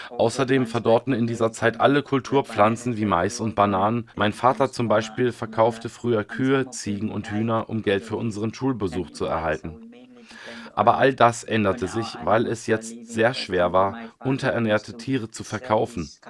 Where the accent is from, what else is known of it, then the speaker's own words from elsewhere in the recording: Pallisa, Eastern Region, Uganda; Ursprünglich komme ich nicht aus Kampala, sondern aus Palissa.